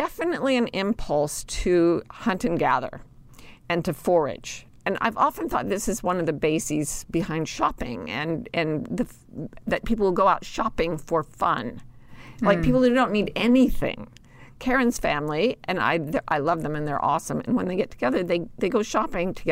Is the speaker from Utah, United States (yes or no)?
yes; Utah, United States; I grew up in Utah